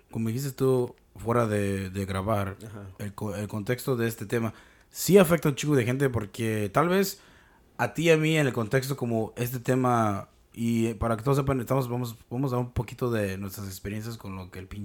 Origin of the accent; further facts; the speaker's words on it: Mexico; Lo que tenemos en pinche común es que somos mexicanos y que hablamos el idioma